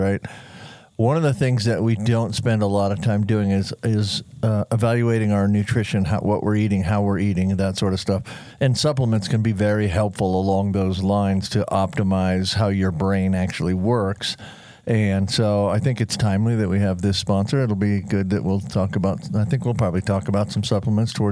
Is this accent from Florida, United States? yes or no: yes; Florida, United States; moved away; I grew up in Florida, and I haven't been back for a very long time.